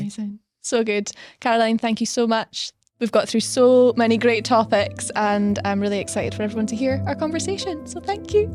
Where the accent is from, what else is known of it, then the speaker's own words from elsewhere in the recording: Stonehaven, Scotland, United Kingdom; moved away as an adult; also born or lived in London; I grew up in Stonehaven, tiny little town on the, on the northeast coast of Scotland